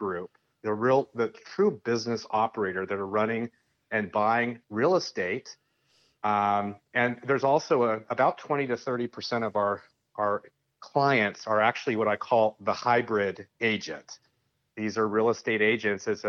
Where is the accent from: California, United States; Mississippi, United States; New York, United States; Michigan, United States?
California, United States; San Francisco Bay Area; now in Sonora, United States; I grew up in the San Francisco Bay Area, born and raised